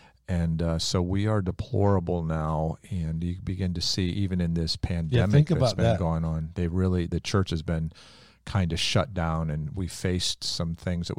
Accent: the Bible Belt, United States; I came from the Bible Belt.

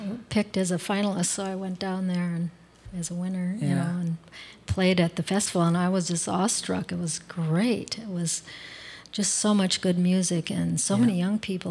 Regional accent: Minneapolis, Minnesota, United States; my hometown of Minneapolis

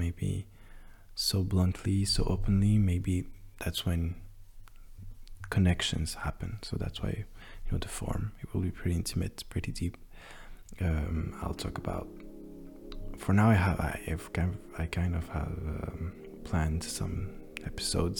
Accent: France; English is a second language; even though I was born in France. I always lived my whole life in France

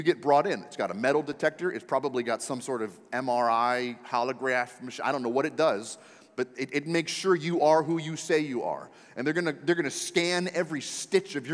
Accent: Maryland area, United States; moved away; I'm from the Maryland area, right side of Washington, D.C.

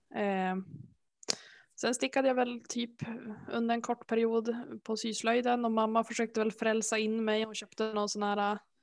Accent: village near the Hemsön ferry, Västernorrland County, Sweden; moved away; utanför byn där jag kommer ifrån så finns det ju en färg, ett färjeläge. Och då kan man åka över till en ö som heter Hemsön

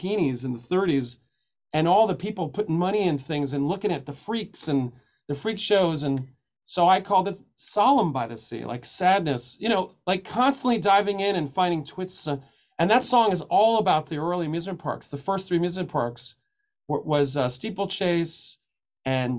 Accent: New York City, New York, United States; I grew up in Coney Island

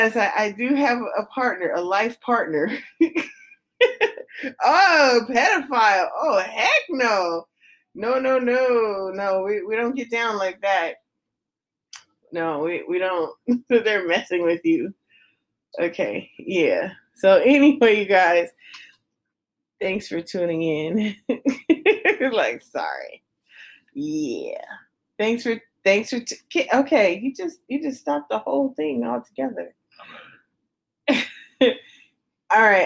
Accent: United States; I'm from America.

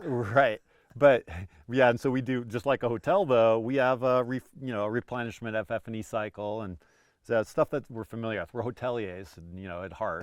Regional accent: Montana, United States; moved away; I grew up in Montana

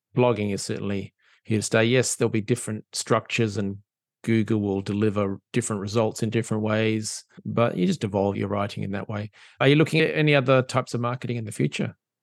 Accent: Australia; as an Australian

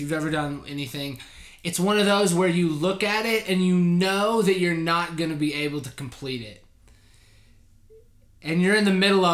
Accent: Central Indiana, United States; I am from Central Indiana. Grew up in Central Indiana.

